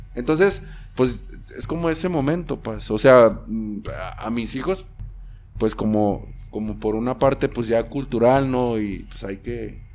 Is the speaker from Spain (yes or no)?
no; Mexico; nuestros orígenes como mexicanos